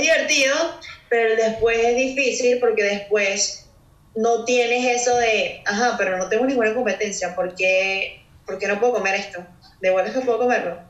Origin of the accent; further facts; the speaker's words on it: Caracas, Capital District, Venezuela; moved away as an adult; now in Houston, United States; soy de Caracas, Venezuela